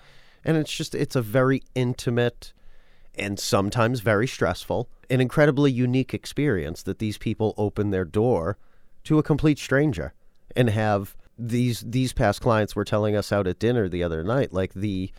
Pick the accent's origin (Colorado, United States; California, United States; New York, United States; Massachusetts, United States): Massachusetts, United States; Worcester; I do know growing up, again, I am from Worcester, mm-hmm. Massachusetts.